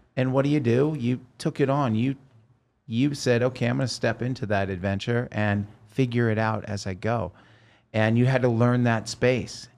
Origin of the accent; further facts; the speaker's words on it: Oregon, United States; moved away as an adult; also born or lived in Los Angeles; I'm from Oregon